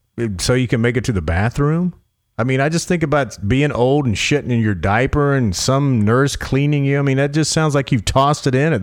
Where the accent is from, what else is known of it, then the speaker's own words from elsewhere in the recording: the South, United States; I'm from the South